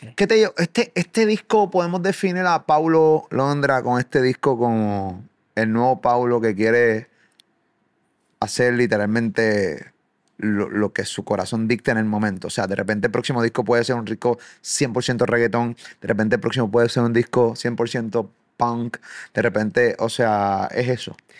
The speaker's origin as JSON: {"language": "Spanish", "country": "Puerto Rico", "said": "Soy de Puerto Rico, sumamente lejos de aquí de Argentina"}